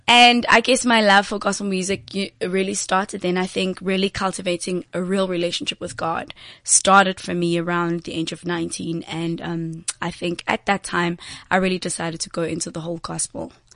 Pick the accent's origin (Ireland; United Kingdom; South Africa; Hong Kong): South Africa; Johannesburg, Gauteng; I'm actually from um, Eldorado Park